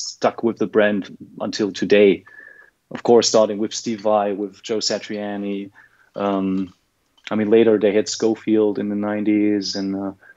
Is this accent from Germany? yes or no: yes; Germany; I'm from Germany